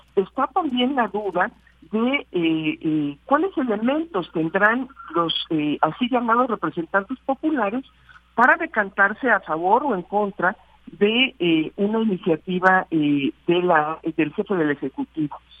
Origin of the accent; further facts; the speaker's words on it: Mexico; como mexicanas y mexicanos